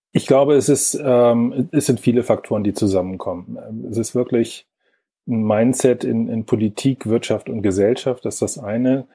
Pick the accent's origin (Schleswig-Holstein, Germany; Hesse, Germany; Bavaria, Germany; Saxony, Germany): Schleswig-Holstein, Germany; Lübeck; moved away; also born or lived in Braunschweig; ursprünglich komme ich aus Lübeck